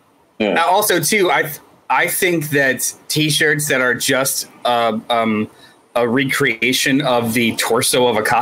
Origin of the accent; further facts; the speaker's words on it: United States; because I'm American.